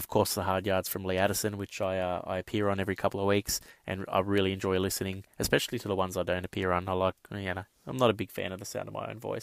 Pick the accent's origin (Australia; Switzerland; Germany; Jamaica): Australia; as an Australian fan